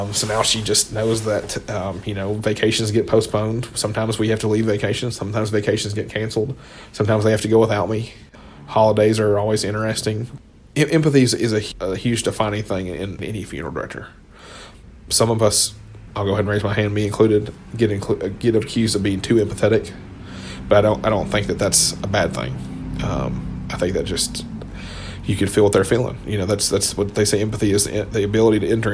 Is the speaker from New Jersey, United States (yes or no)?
no; Hendersonville, Tennessee, United States; I grew up in Hendersonville